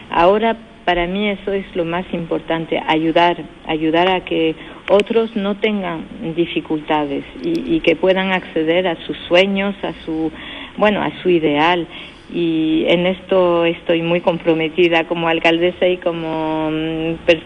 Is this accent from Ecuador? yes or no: no; San Fernando, Andalusia, Spain; now in France; Nacida en España y, aquí en Francia desde muchísimos años y con la doble nacionalidad y, con esta doble cultura